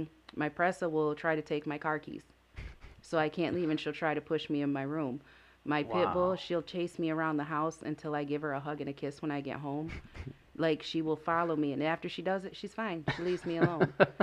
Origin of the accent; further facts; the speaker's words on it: Lansing, Michigan, United States; Yeah, born and raised.